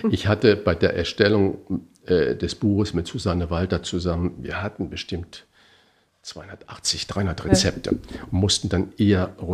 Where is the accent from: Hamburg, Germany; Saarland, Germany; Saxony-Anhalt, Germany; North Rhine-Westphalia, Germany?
Saarland, Germany; Ja, äh, also ich komme aus dem Knödelland. Ich bin ja gebürtiger Saarländer